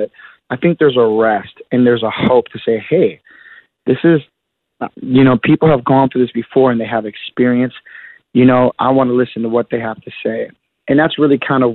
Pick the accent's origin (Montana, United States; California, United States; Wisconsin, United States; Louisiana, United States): Wisconsin, United States; Milwaukee; I grew up in Milwaukee, Wisconsin